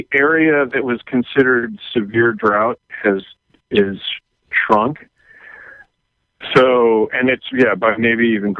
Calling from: Oakland, California, United States; I'm calling from Oakland, California.

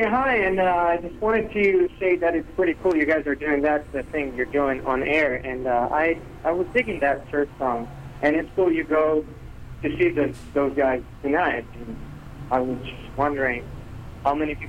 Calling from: Cagliari, Sardinia, Italy; I'm calling you from Cagliari, Sardinia, and Sardinia is an island that belongs to Italy.

